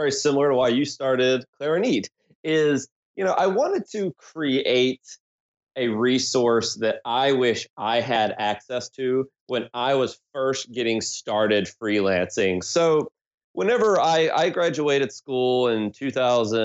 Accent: South Carolina, United States; now in Philadelphia, United States; I'm originally from South Carolina here in the States.

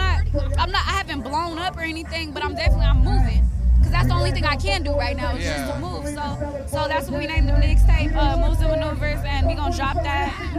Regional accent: San Jose, California, United States; I'm from the east side originally, raised on the south side.

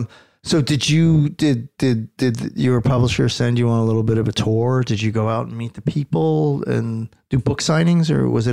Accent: New Jersey, United States; now in Los Angeles, United States; from Los Angeles. Has a question. Actually from New Jersey, but I'm in Los Angeles now.

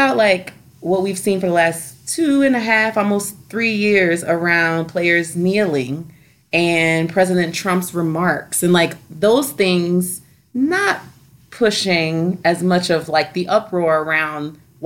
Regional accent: New Orleans, Louisiana, United States; I'm from New Orleans

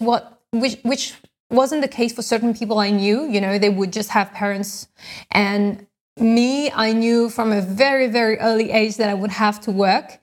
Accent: France; moved away; I'm from France, actually. I grew up in France

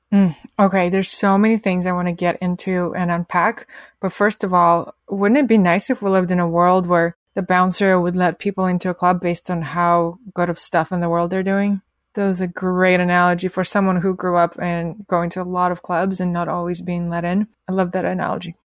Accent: Russia; moved away; when I was a teenager growing up in Russia

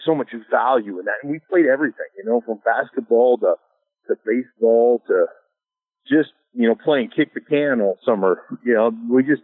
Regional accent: Anchorage, Alaska, United States; moved away as an adult; also born or lived in Idaho; I grew up in Alaska

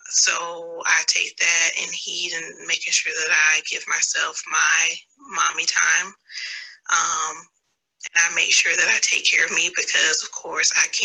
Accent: New Orleans, Louisiana, United States; now in Houston, United States; I'm originally from New Orleans, Louisiana, but I currently reside in Houston, Texas.

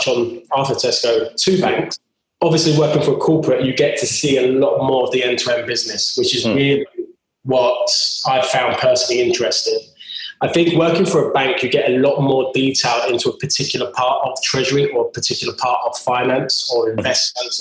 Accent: Cheshunt, East of England, United Kingdom; also born or lived in London / Brighton; my hometown, being from the London borders in Cheshunt.

